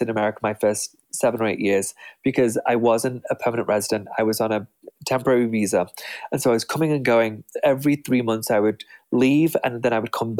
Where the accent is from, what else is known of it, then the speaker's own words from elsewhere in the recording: England, United Kingdom; moved away as an adult; now in United States; The people who were successful in my hometown lived in old Tudor homes. That's very typical for my small town